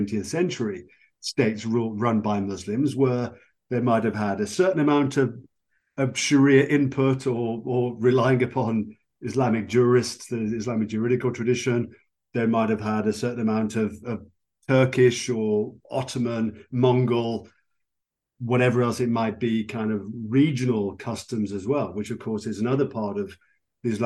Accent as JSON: {"language": "English", "country": "United Kingdom", "said": "I'm from Britain"}